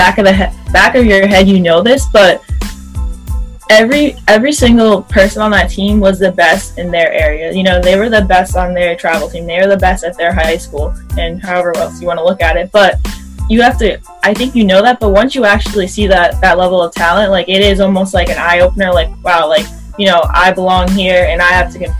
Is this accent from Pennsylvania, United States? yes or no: no; Middletown, New York, United States; also born or lived in Lowell, Massachusetts; I'm from Middletown, New York. It's like an hour north of New York City